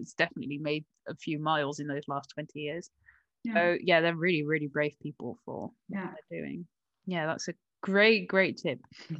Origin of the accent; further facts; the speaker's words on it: Woerden, Utrecht, Netherlands; English is a second language; I come from Woerden, and Woerden is like literally it's been nominated as the most general average city of like the Netherlands.